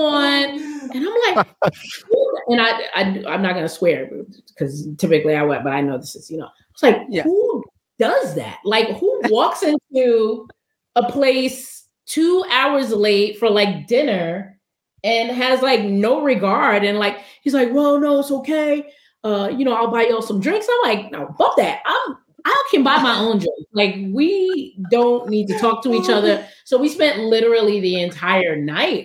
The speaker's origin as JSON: {"language": "English", "town": "New York City", "region": "New York", "country": "United States", "also_born_or_lived": "Washington, D.C.", "moved": "yes", "said": "I'm from Brooklyn"}